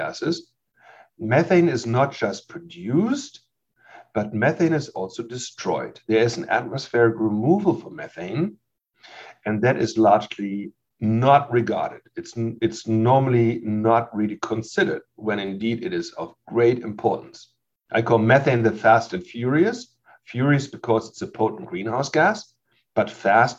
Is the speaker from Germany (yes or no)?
yes; Germany; moved away as an adult; also born or lived in Leipzig, Germany / Lubbock, Texas, United States; now in Davis, United States; I'm a native from Germany who grew up there. And when I was 27, I moved from Germany to Lubbock, Texas